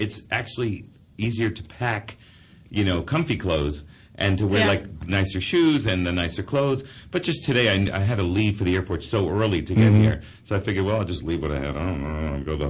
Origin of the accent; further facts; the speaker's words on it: Hollywood, Florida, United States; now in New York, United States; I was born in New York, but I grew up in Hollywood, Florida.